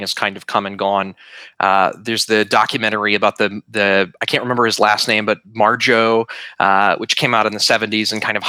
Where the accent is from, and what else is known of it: northern Georgia, United States; born or raised there